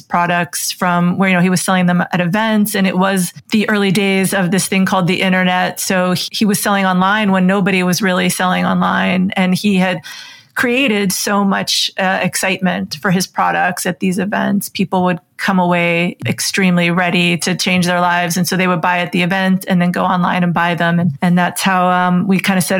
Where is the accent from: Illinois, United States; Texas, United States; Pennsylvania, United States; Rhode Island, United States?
Pennsylvania, United States; Western; moved away as an adult; also born or lived in South Florida; I grew up in Western Pennsylvania